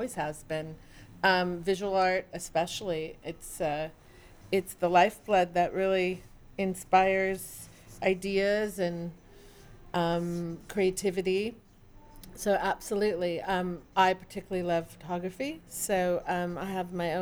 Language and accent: English; Northern California, United States; moved away as an adult; also born or lived in New York; now in Los Angeles, United States; I grew up in Northern California